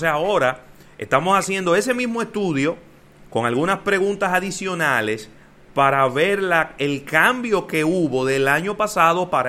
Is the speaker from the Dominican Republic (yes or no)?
yes; Dominican Republic; Contra el coronavirus, los héroes son los médicos y también somos los dominicanos